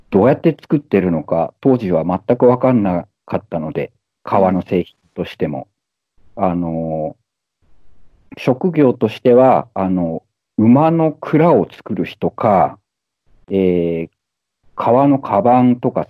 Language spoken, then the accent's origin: Japanese; Shimonoseki, Yamaguchi, Japan; moved away as an adult; now in Munich, Germany; 私は今、ドイツのミュンヘンに住んでいて、えー、山口県の下関出身です。えー、1997年にドイツに来て、